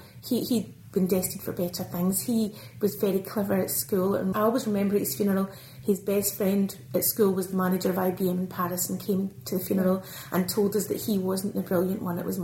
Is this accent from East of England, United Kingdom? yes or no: no; Airdrie, Scotland, United Kingdom; I'm a dairy farmer's daughter from Lanarkshire, so the Lanarkshire girl came home at the end of her days. I was born and raised on Crumlet Farm at Airdrie